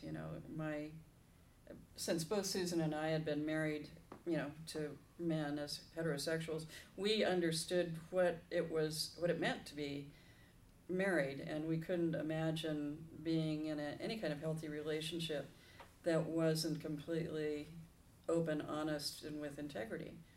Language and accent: English; Los Angeles, California, United States; I am a native Southern Californian, born in Hollywood Presbyterian Hospital